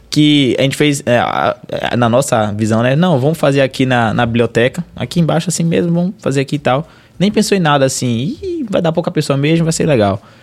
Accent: Valença, Bahia, Brazil; eu sou lá da, de Valença, se eu não me engano

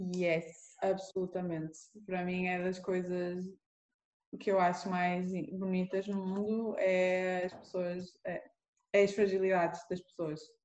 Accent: Porto, Norte, Portugal; moved away as an adult; also born or lived in Lisbon / Norway; sou aqui do Porto, nasci aqui no Porto

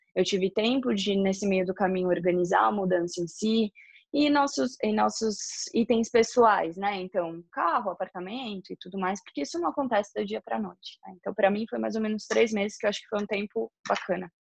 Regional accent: São Paulo, Brazil; moved away as an adult; Eu sou paulistana, né? Morava na cidade de São Paulo quando morava no Brasil

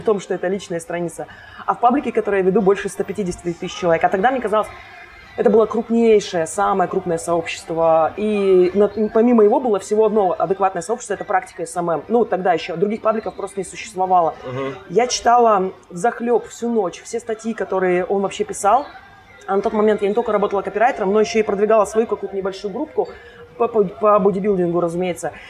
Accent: Kostomuksha, Republic of Karelia, Russia; moved away as an adult; now in Saint Petersburg, Russia; я родилась в маленьком городочке под названием Костомукша

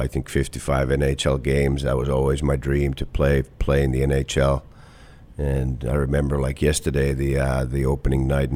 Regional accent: Kuopio, North Savo, Finland; moved away as an adult; also born or lived in Tampere, Finland / Clarkson, United States; now in Columbus, United States; Kuopio, my hometown

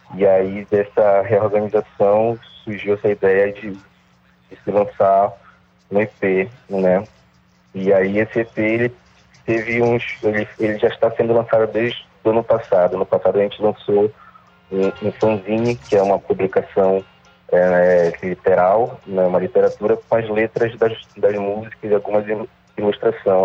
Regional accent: Belém, Pará, Brazil; also born or lived in Outeiro, Belém; A gente nasceu em Coraci e, e, e mora em Caratateu há, há bastante tempo

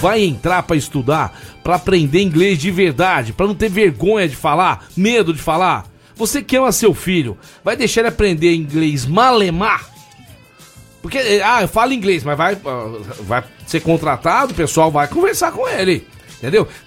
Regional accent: Rio de Janeiro, Brazil; Sabe que eu sou do Meier

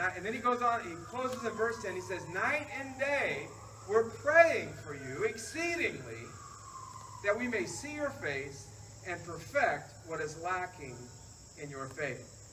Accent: the South, United States; I'm from the South

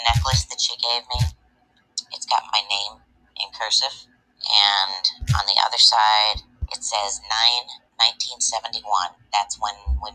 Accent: St. Louis, Missouri, United States; I was born in St. Louis, Missouri

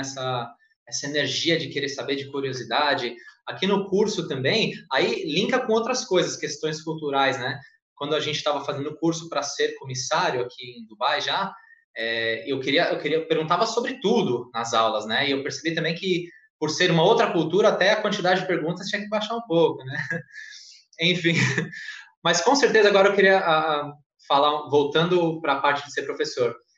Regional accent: Santa Isabel, São Paulo, Brazil; accent: paulista; moved away as an adult; also born or lived in Arujá / Rio Grande do Sul (mother's family); Eu não nasci em Santa Isabel, nasci em São Paulo, morei em Arujá, e eu tinha 9 anos, 10 anos, morei em Santa Isabel e cresci.

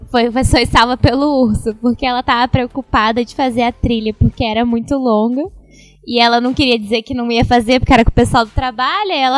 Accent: Brazil; moved away as an adult; also born or lived in Los Angeles, United States; eu sou brasileira

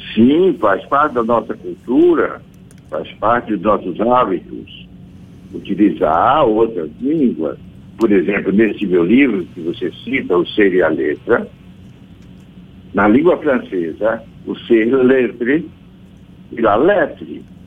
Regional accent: Brazil; nós somos o que somos, brasileiros. E obviamente não somos portugueses

